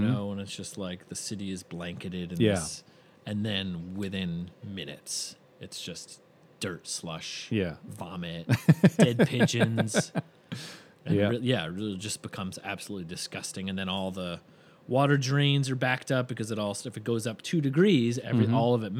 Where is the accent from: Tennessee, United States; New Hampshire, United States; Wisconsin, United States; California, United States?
New Hampshire, United States; But I remember, you know, when I first moved to New York, and of course growing up in New Hampshire, winter is just a big part of it.